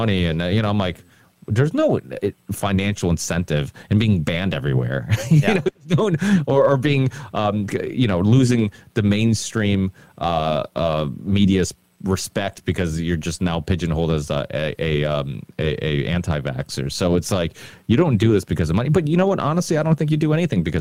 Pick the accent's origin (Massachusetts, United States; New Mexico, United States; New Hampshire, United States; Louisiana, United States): Massachusetts, United States; Ludlow; my hometown in Ludlow